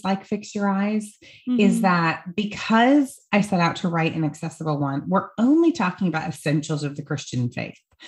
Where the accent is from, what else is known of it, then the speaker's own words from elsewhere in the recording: Iowa, United States; now in Greenville, United States; I grew up in Iowa